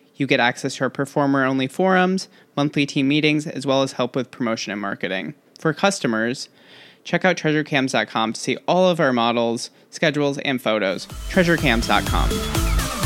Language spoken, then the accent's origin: English; Michigan, United States; I'm from Michigan